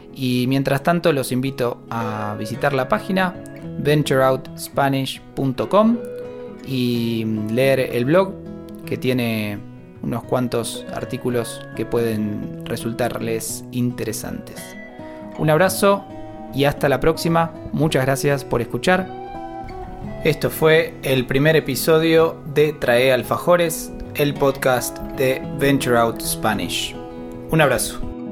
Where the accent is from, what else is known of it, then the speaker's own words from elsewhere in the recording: Buenos Aires, Argentina; now in Córdoba, Argentina; nací y crecí en Buenos Aires y ahora estoy viviendo en Córdoba